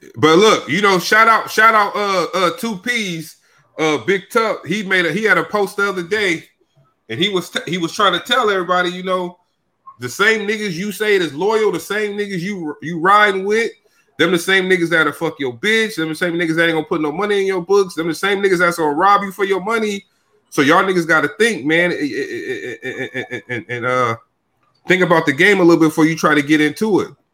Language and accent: English; Sacramento, California, United States; moved away as an adult; now in Brooklyn, United States; I'm from Sacramento, but now I live in Brooklyn, New York